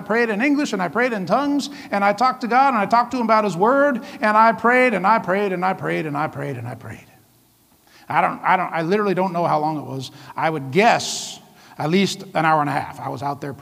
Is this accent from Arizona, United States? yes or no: no; Vancouver, Washington, United States; moved away as an adult; also born or lived in Iowa; We were raised in Vancouver, Washington